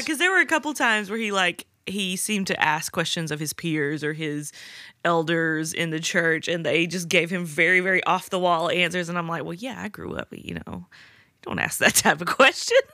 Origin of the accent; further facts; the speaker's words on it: the South, United States; I grew up in the South.